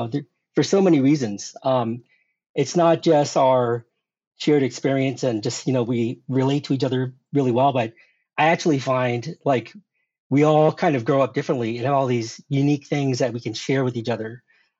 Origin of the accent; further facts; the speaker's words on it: South Korea; born there; Well, I was born in Korea.